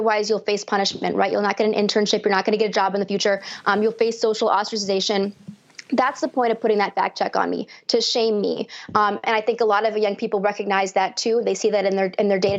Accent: North Woods of Wisconsin, United States; I grew up in the North Woods of Wisconsin

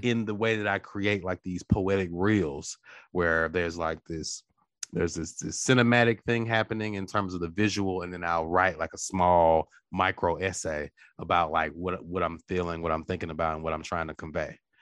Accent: Natchez, Mississippi, United States; I'm from Natchez, we're both River Boys.

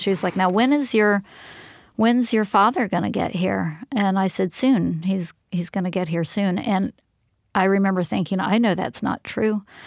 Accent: Florida, United States; also born or lived in Philadelphia; I came from Philadelphia to Florida

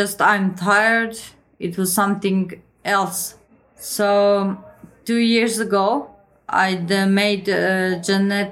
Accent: Croatia; I'm 33 years old and I come from Croatia

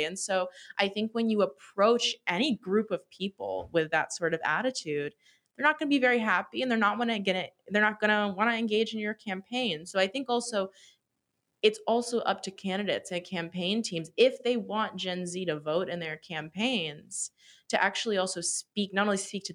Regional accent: Long Island, New York, United States; now in New York City, United States; And I go to school in New York City, and I'm from Long Island

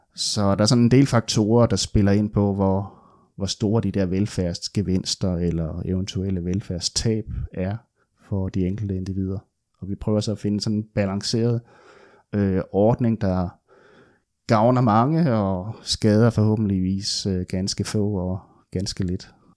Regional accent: West Funen, Southern Denmark, Denmark; moved away; also born or lived in Odense / Aarhus / Copenhagen; jeg er opvokset på Vestfyn

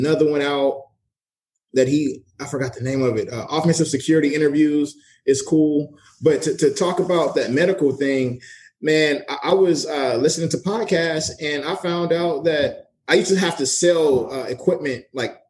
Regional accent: Los Angeles, California, United States; now in San Diego, United States; I'm from

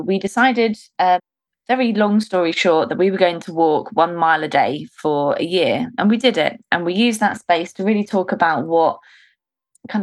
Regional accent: Suffolk, East of England, United Kingdom; moved away as an adult; now in London, United Kingdom; I grew up in a village in Suffolk, which is north of London.

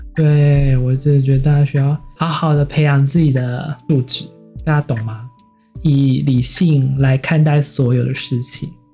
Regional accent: Taiwan; 不过我觉得我们台湾人这么成功

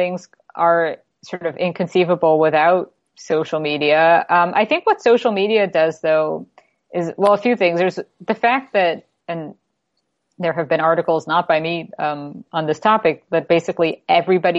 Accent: New York City, New York, United States; now in Toronto, Canada; I'm from New York City originally

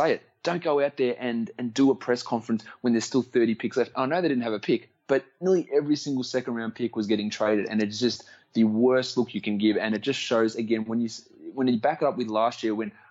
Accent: Australia; accent: Australian; my accent like slipping back and all my Australianism start coming out more in those conversations.

